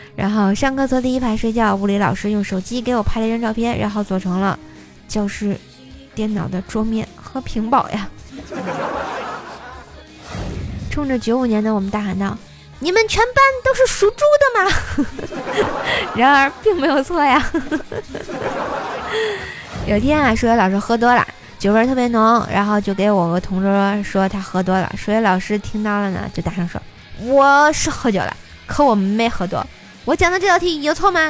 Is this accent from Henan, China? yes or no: no; Tianjin, China; accent: Tianjin dialect; 我说天津话有时候他们听不懂